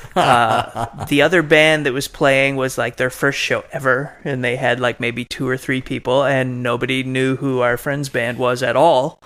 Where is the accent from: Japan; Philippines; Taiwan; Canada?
Canada; moved away; originally I'm from Canada